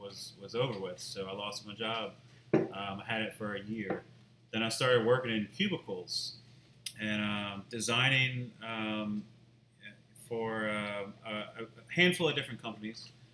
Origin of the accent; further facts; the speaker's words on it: Mandeville, Louisiana, United States; I moved back home to my hometown in Mandeville